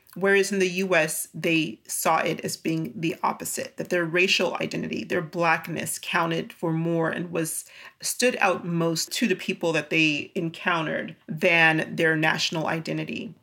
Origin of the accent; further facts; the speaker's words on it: California, United States; moved away; growing up in California as a Black person